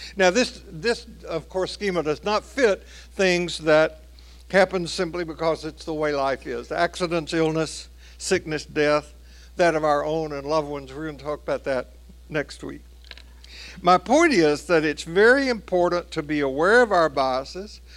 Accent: Tennessee, United States; my home state of Tennessee

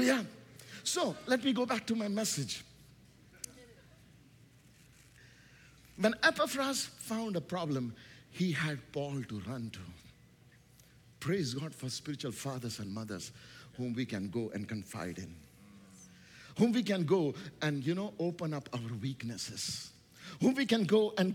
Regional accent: India; English is a second language; English is not my first language. Do you know, I come from a nation called India

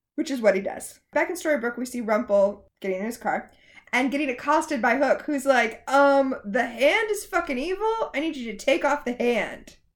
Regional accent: Florida, United States; I grew up in Florida

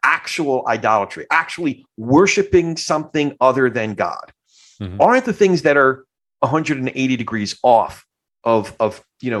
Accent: New Jersey, United States; also born or lived in Brooklyn; I grew up, my family's all from Brooklyn, but I grew up more on the Jersey side

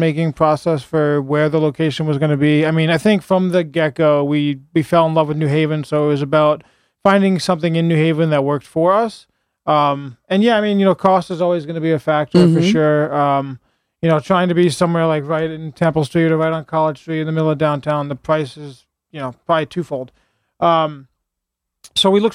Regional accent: Guilford, Connecticut, United States; also born or lived in New Haven, Connecticut; I grew up in Guilford, Connecticut, not far from here, so been in Connecticut most of my life

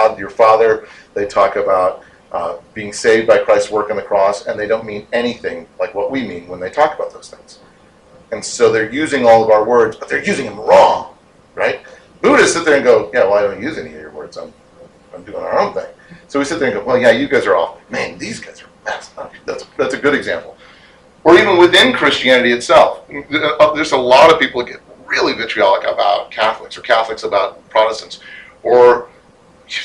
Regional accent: Illinois, United States; I'm from Illinois

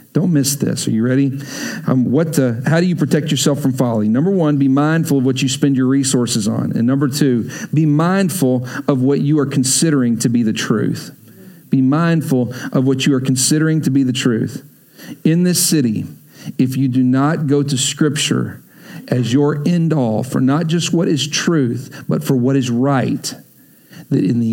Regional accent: Texas, United States; I grew up in Texas

